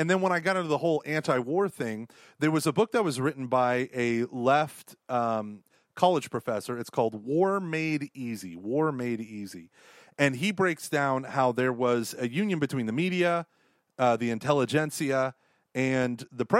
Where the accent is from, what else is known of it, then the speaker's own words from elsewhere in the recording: Canada; as we're walking down the street, and we're like, hello, we are from Canada.